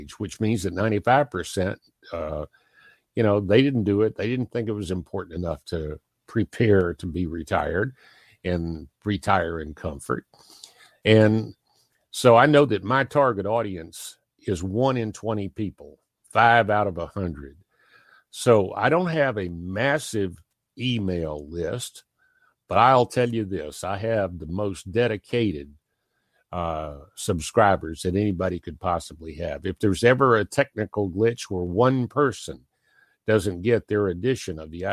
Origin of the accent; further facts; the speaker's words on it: Pennington Gap, Virginia, United States; I was born in Pennington Gap, Virginia